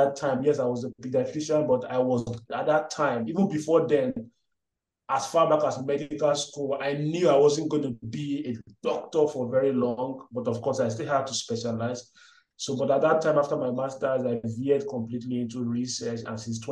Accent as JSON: {"language": "English", "country": "Nigeria", "tie": "born or raised there", "also_born_or_lived": "Delta State, Nigeria / Benin City, Edo State, Nigeria / Aberdeen, Scotland", "second_language": "English", "moved": "as an adult", "lives_now": "Gambia", "said": "I'm Nigerian. I was born in Delta State, I think. Yeah, I'm right. Then had some primary, secondary school mix between Delta and Edo State"}